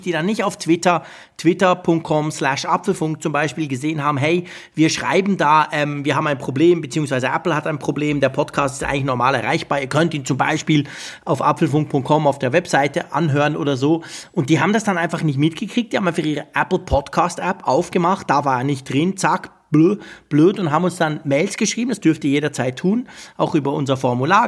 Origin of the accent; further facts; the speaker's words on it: Switzerland; Bei uns in der Schweiz, also ich sage das jetzt trotzdem, obwohl ich im Moment ja noch in Holland sitze